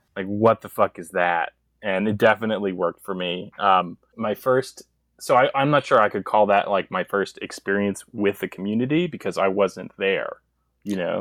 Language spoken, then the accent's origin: English; East Coast, United States; now in Inland Empire, California, United States; I was raised on the East Coast